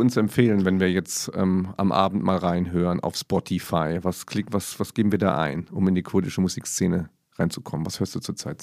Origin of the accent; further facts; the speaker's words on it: Saarland, Germany; Ich als Saarländer